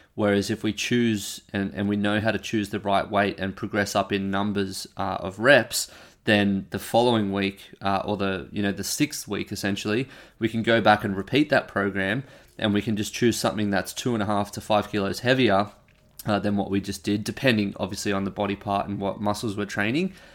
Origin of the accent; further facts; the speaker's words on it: Australia; I'm an Australian